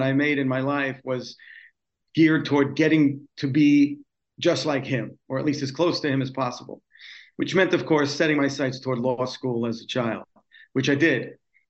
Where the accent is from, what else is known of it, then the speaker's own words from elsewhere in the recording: New York City, New York, United States; I'm originally from New York City and raised in the city of New York and spent most of my life as a native New Yorker. Grew up in a Jewish home.